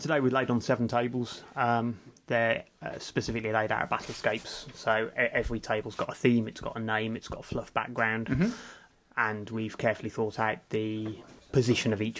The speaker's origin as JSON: {"language": "English", "town": "Kidderminster", "region": "West Midlands", "country": "United Kingdom", "said": "we're both from Kidderminster."}